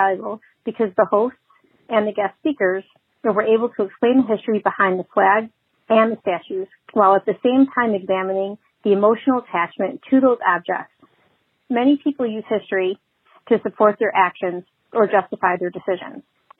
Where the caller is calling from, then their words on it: Chicago, Illinois, United States; I'm calling from Chicago.